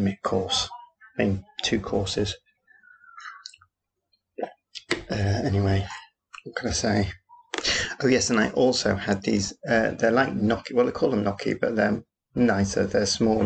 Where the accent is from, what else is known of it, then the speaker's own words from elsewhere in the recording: Yorkshire and the Humber, United Kingdom; accent: Yorkshire; my Yorkshire accent